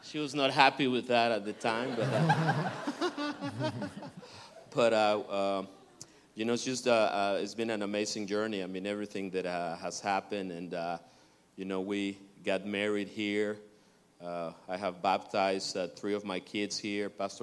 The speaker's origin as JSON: {"language": "English", "country": "Mexico", "moved": "as an adult", "lives_now": "United States", "said": "we're originally from Mexico, and we got here 22, 23 years ago"}